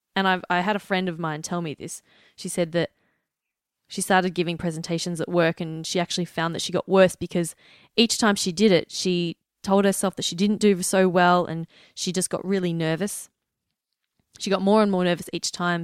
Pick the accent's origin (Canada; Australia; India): Australia; Melbourne, Victoria; I'm from Melbourne, Australia